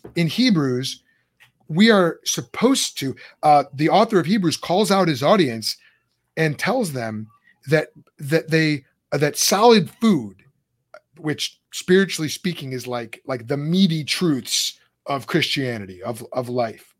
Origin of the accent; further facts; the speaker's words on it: Lombard, Illinois, United States; moved away; we grew up in on Charlotte Street in Lombard.